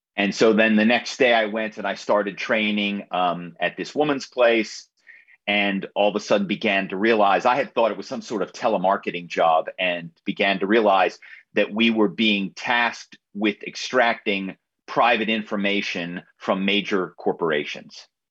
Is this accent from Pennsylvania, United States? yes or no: yes; Philadelphia suburbs, Pennsylvania, United States; I grew up in in the Philadelphia suburbs